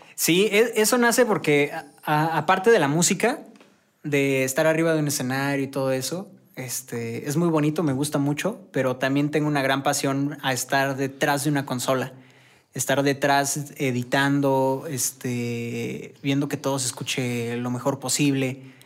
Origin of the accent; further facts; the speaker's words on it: San Juan del Río, Querétaro, Mexico; moved away as an adult; now in Querétaro, Mexico; Yo soy de San Juan del Río, pero por chamba me vine para, para acá y ya tengo como dos años más o menos viviendo aquí